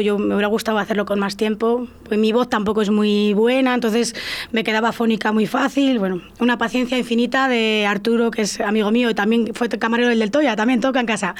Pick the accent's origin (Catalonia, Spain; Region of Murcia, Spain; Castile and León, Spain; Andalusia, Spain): Castile and León, Spain; La Parrilla / Portillo area; yo soy de la Peraja de Portillo